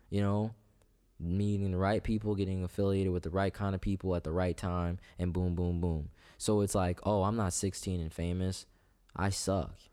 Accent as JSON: {"language": "English", "town": "Clinton", "region": "Iowa", "country": "United States", "tie": "born or raised there", "also_born_or_lived": "Tacoma, Washington", "said": "I grew up in, uh, D, uh, Clinton, actually"}